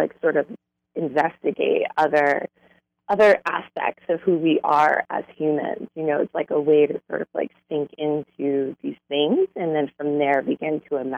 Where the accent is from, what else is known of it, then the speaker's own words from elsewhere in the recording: New York City, New York, United States; I grew up in Brooklyn, New York